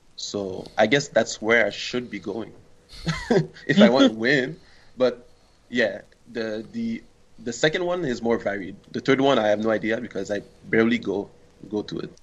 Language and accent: English; Montreal, Quebec, Canada; I'm from uh, Montreal, Canada.